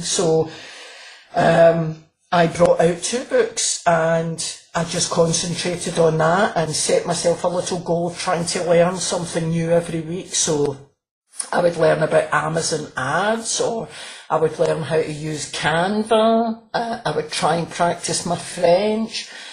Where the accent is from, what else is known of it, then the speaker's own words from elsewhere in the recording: Glasgow, Scotland, United Kingdom; I'm from Glasgow